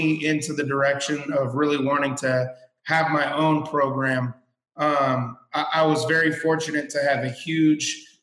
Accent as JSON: {"language": "English", "town": "Fremont", "region": "California", "country": "United States", "tie": "born or raised there", "said": "I was born and raised in Fremont, California, which is actually neighbors with Union City"}